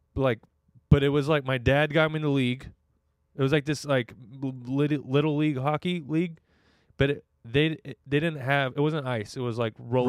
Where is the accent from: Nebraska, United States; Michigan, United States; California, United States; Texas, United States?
California, United States; Redding; moved away as an adult; now in Orange County, United States; I grew up in Redding, California